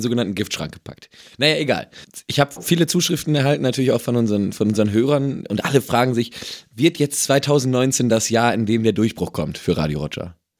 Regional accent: Emsland, Lower Saxony, Germany; ich komme ja aus dem Emsland

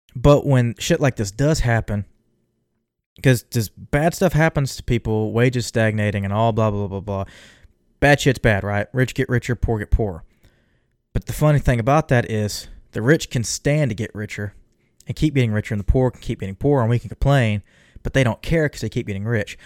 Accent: Texas, United States; me being a Texan

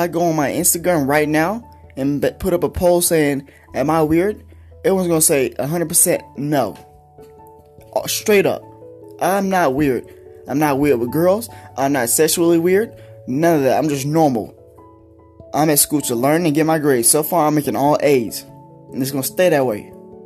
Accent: Denton, Texas, United States; also born or lived in Pampa, Texas; now in Amarillo, United States; I am from Denton, Texas

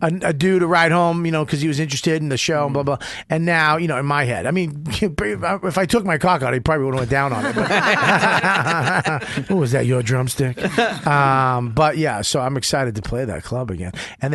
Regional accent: Boston, Massachusetts, United States; now in New York, United States; I'm from Boston and now New York.

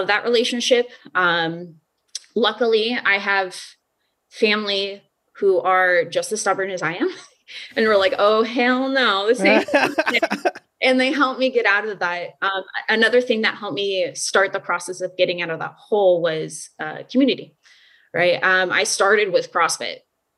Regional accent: Omaha, Nebraska, United States; born and raised in Omaha, Nebraska

